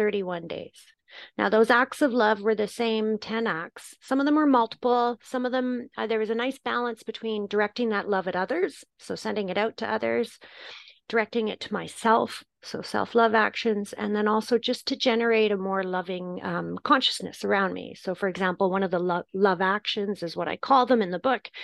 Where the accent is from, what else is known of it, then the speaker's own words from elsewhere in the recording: Canada; also born or lived in Turkey; now in United Kingdom; I'm Canadian and I live in the UK and I lived in Turkey for a while